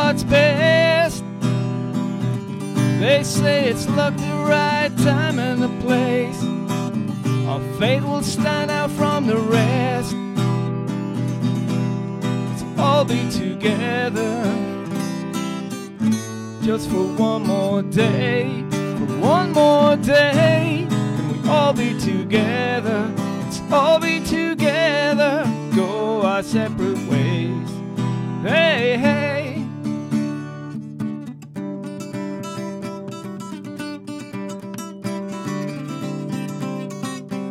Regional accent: Ireland; I'm Irish

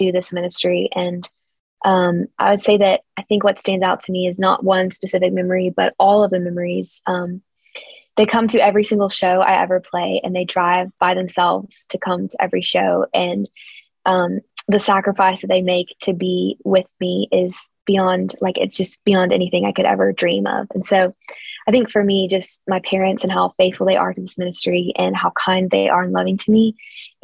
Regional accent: Kentucky, United States; growing up in Kentucky

